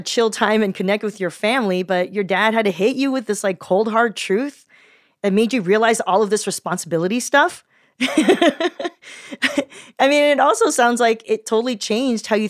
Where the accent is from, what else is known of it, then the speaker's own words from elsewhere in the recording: Southern California, United States; also born or lived in Taiwan; I grew up in Southern California